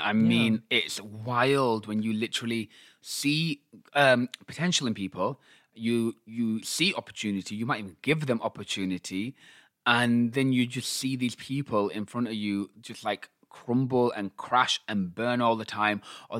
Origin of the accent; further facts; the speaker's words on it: Pakistan; I'm Pakistani.